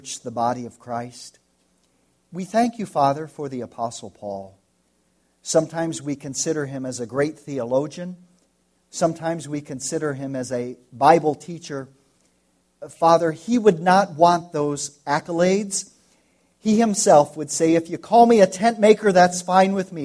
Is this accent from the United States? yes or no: yes; United States; now in Santa Cruz, Bolivia; I'm an American. My family lives in South America. We're living here in Santa Cruz